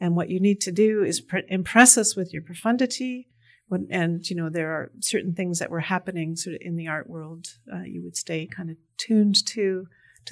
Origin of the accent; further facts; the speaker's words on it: Massachusetts, United States; I came from Massachusetts, which was on the forefront of various kinds of alternative education